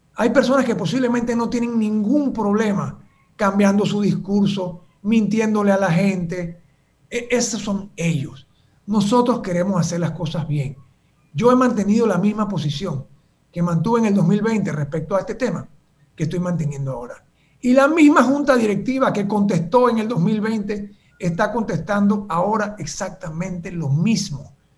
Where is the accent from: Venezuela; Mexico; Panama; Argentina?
Panama; como panameños